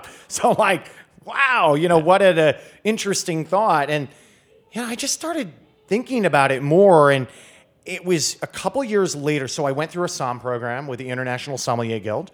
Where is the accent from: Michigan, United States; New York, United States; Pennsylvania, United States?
Michigan, United States; Grand Rapids; now in Washington, D.C., United States; I grew up near Grand Rapids, which is, um, sort of the largest city on the west side, so kind of central lower, lower Michigan